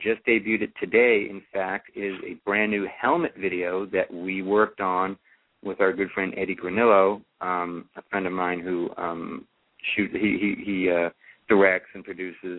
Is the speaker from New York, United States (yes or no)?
yes; New York City, New York, United States; moved away as an adult; now in San Francisco, United States; I'm actually a New York City native, so I was born in Brooklyn